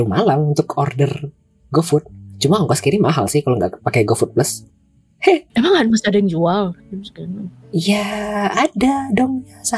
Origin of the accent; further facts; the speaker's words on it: Payakumbuh, West Sumatra, Indonesia; also born or lived in Padang; Aku asli Payakumbuh, Sumatera Barat. Um, ya, sebelumnya domisili di Padang, Sumatera Barat, tetapi pindah ke Payakumbuh sejak akhir November kalau tidak salah.